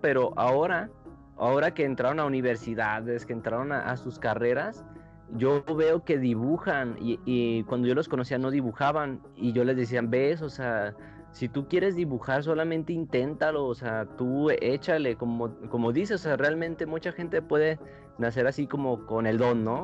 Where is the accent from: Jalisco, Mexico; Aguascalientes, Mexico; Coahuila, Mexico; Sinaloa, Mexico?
Aguascalientes, Mexico; moved away as an adult; now in Mexico City, Mexico; aquí nosotros somos de Aguascalientes